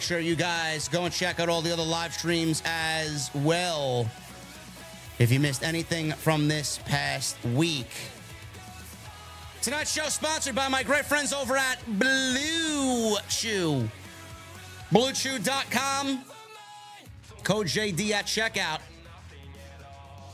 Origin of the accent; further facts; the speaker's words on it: New York City, New York, United States; I'm a Sicilian from the Bronx